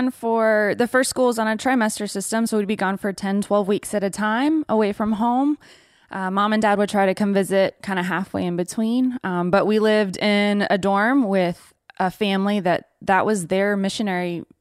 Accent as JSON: {"language": "English", "country": "Mali", "tie": "born or raised there", "also_born_or_lived": "Ivory Coast", "said": "But spent most of my time in Mali."}